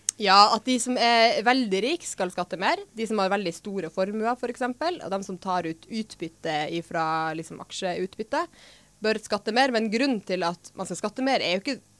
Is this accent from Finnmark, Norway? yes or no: yes; Finnmark, Norway; Jeg er fra Finnmark